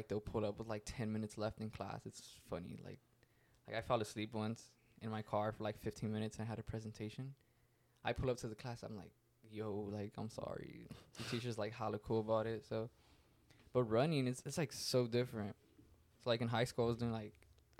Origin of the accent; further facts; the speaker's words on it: Fresno, California, United States; I'm American. I'm from Fresno